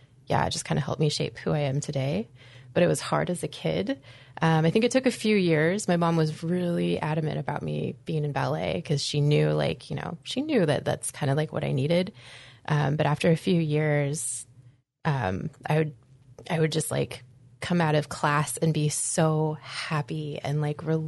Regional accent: Anchorage, Alaska, United States; also born or lived in Green Bay, Wisconsin; I grew up here in Anchorage, Alaska. I was born in Green Bay, Wisconsin, and I was essentially transplanted, as I like to joke, to Anchorage with my adopted family

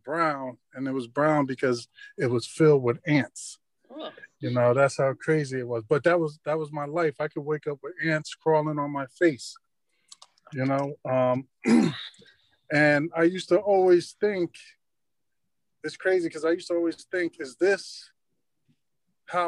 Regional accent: Long Branch, New Jersey, United States; I grew up in Long Branch

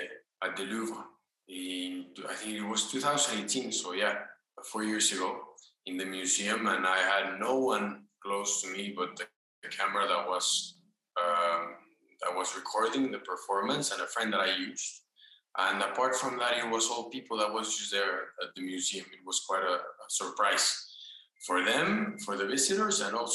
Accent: Mexico; also born or lived in Paris; my country here in Mexico. Because I moved back from Paris last year

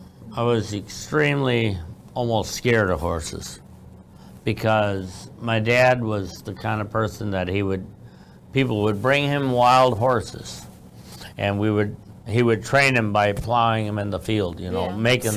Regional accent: Iowa, United States; I was born and raised in Iowa. After they went back to from Florida to Iowa, they had me. And that's where I was born.

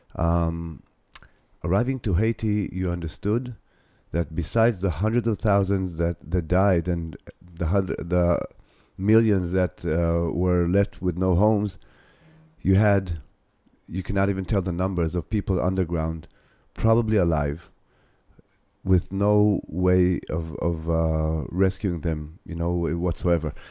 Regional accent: Ramat Gan, Tel Aviv District, Israel; Ramat Gan, which is my hometown

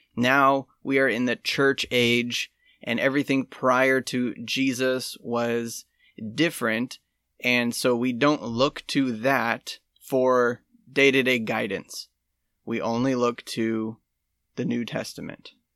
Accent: United States; I'm American

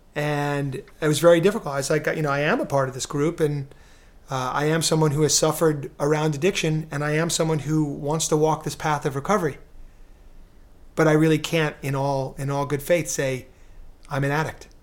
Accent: New York City, New York, United States; I'm from New York City, you know, very cynical guy, uh, in my earlier years

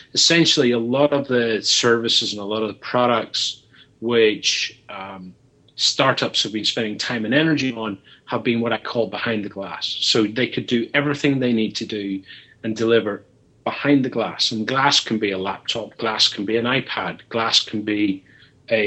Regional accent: Belfast, Northern Ireland, United Kingdom; now in London, United Kingdom; somebody who was born and brought up in Belfast who currently works in London

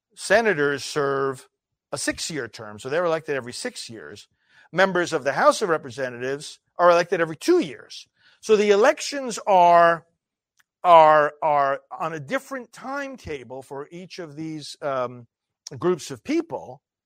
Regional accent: United States; growing up in America

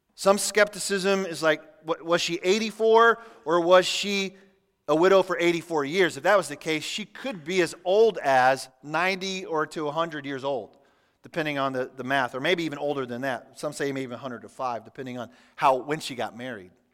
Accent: Kansas City, United States; moved away; I grew up in Kansas City

